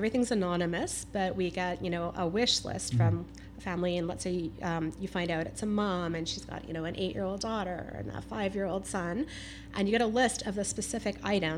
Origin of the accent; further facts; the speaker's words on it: North Vancouver, British Columbia, Canada; also born or lived in Kitsilano / Kerrisdale / Marpole / Toronto; I grew up right here in North Vancouver